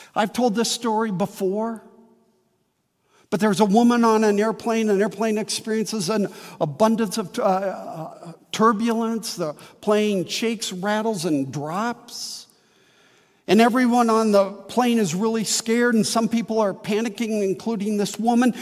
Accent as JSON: {"language": "English", "region": "Midwest", "country": "United States", "tie": "born or raised there", "also_born_or_lived": "Wheaton, Illinois", "lives_now": "St. Charles, United States", "said": "I've seen flowering crabs all my life in the Midwest"}